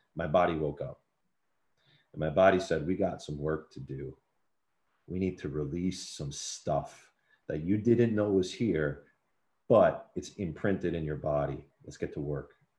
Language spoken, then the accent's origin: English; New York City, New York, United States; I was born and raised in New York City